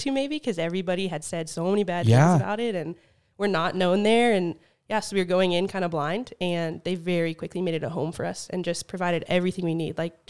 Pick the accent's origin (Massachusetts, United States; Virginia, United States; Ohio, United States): Virginia, United States; Like, I'm from Virginia.